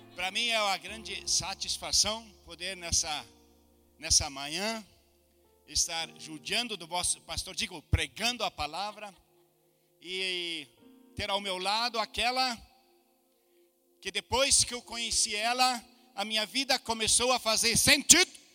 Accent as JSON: {"language": "Portuguese", "country": "Brazil", "also_born_or_lived": "Germany", "moved": "as an adult", "said": "Eu sou do Brasil"}